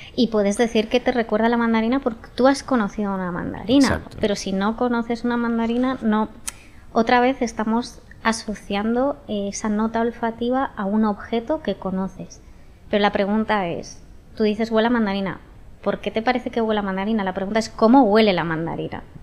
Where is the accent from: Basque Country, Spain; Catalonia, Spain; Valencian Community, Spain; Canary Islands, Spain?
Basque Country, Spain; San Sebastián; yo soy de Donosti